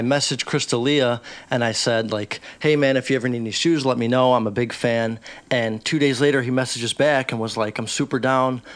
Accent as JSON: {"language": "English", "town": "Chicago", "region": "Illinois", "country": "United States", "tie": "born or raised there", "said": "I grew up in Chicago. I'm from Chicago."}